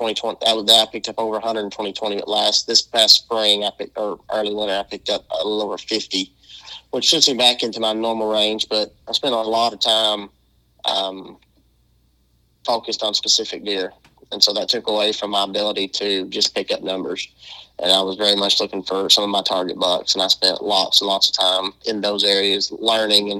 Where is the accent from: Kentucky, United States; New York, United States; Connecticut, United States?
Kentucky, United States; western; also born or lived in Arkansas / Georgia / Mississippi / Missouri; we're home is now Kentucky, the far western portion, and that's where we're probably going to be. We've been here since I was in sixth grade now